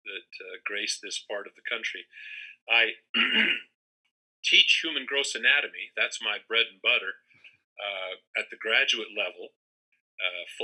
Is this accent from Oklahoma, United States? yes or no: no; Salt Lake City, Utah, United States; also born or lived in Spokane / Boise / Portland / Eugene; now in Pocatello, United States; I grew up in the Intermountain West and Pacific Northwest, born in Salt Lake, lived Spokane, Boise, Portland, Eugene, you know, all over the Northwest and Intermountain West.